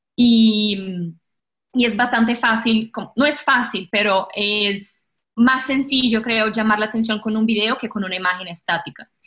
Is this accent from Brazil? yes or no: yes; Brazil; accent: portuñol; Spanish is a second language; moved away as an adult; now in Colombia; yo nací y crecí en Brasil